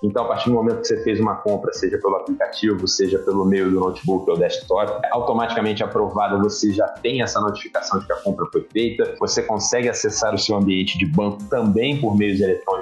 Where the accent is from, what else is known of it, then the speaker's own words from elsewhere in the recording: Rio de Janeiro, Brazil; Sou carioca da gema, adoro a minha cidade, sou apaixonado por onde eu vivo